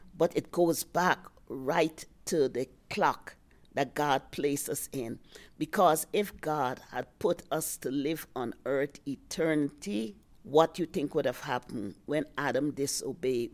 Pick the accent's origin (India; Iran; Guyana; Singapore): Guyana; also born or lived in New York, United States / Virginia, United States; now in Colorado, United States; I'm originally from British Guiana, South America